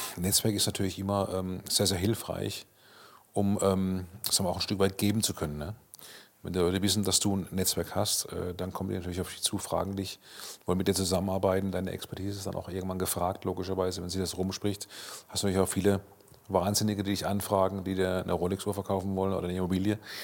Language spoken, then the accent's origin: German; Karlsruhe, Baden-Württemberg, Germany; in meiner Heimatstadt Karlsruhe